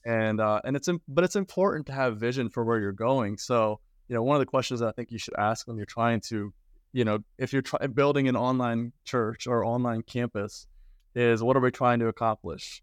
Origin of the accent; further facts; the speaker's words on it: Sweden; moved away; I'm from Sweden originally